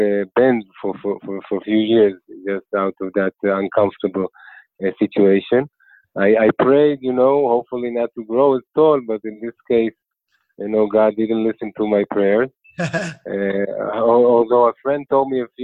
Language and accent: English; Ramat Efal, Tel Aviv District, Israel; accent: Israeli; also born or lived in Queens, New York; I'm from Ramat Efal. It's a neighborhood outside of Tel Aviv, close to Tel Aviv. Most of my life I grew up in Ramat Efal, in that small neighborhood